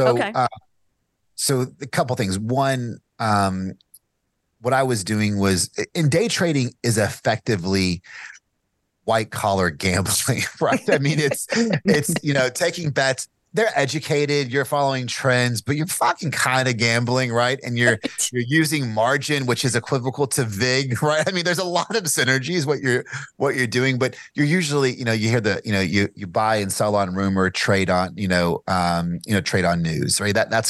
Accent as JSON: {"language": "English", "town": "Bardstown", "region": "Kentucky", "country": "United States", "tie": "born or raised there", "lives_now": "Lexington, United States", "said": "I live in Lexington, Kentucky now. I grew up in Bargetown, Kentucky, which is the home of the bourbon capital"}